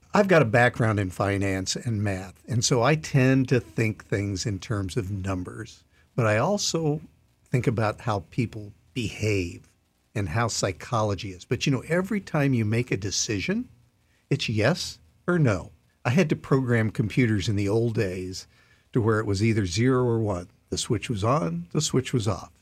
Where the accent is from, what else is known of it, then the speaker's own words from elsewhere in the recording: Iowa, United States; I grew up in Iowa.